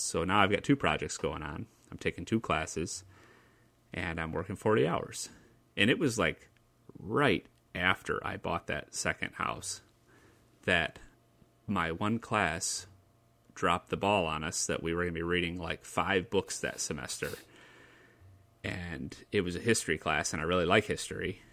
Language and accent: English; Lansing, Michigan, United States; my hometown